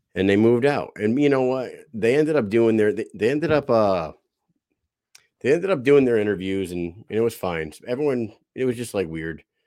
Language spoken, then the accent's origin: English; Southeast Connecticut, United States; I'm from Southeast Connecticut.